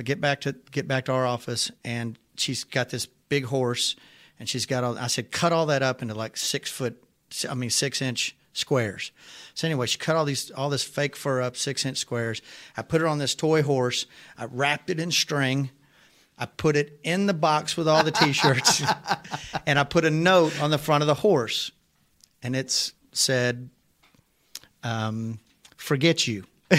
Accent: Arkansas, United States; I'm from Arkansas, and that is random.

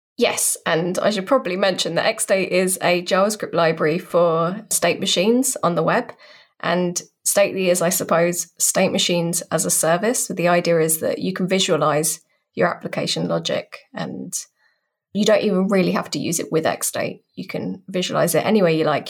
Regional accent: United Kingdom; accent: British; I'm a British person, in case you couldn't tell by the accent.

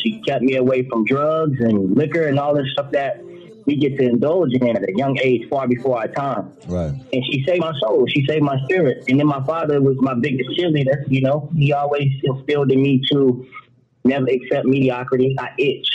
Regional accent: Florida, United States; I'm from Florida

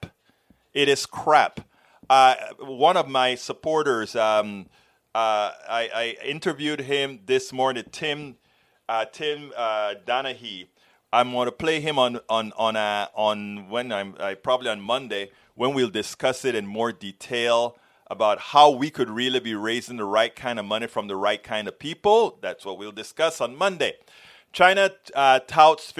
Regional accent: Panama; I'm from Central America, Panama

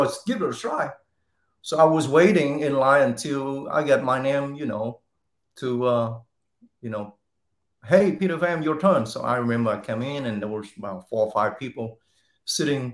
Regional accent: Ho Chi Minh City, Vietnam; now in Texas, United States; I was born and raised in Saigon, Vietnam, and I moved to the country, Texas, in 1993.

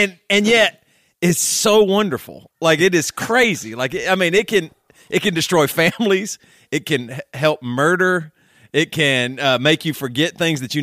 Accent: South Carolina, United States; me growing up in South Carolina

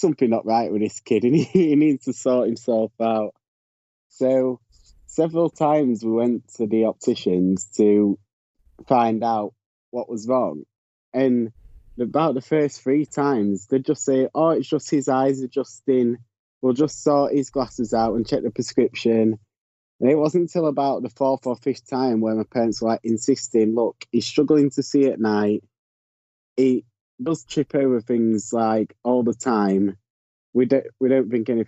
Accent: Yorkshire and the Humber, United Kingdom; also born or lived in Leeds; I'm from Yorkshire in the UK, which is the county. I live in the city of Leeds.

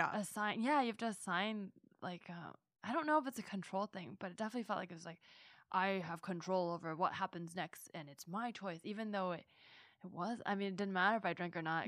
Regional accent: Bay Area, California, United States; growing up in the Bay Area

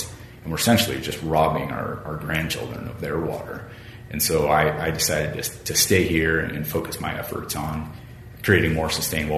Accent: Arizona, United States; also born or lived in Panama; I'm from Arizona originally, born and raised in the desert

